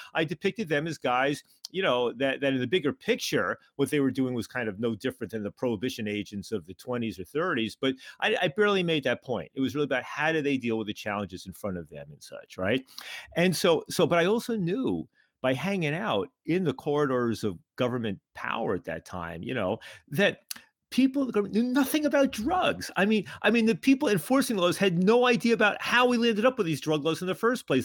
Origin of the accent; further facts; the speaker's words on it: New York, United States; moved away as an adult; also born or lived in Montreal; I grew up in New York, but I went up to McGill in Montreal for college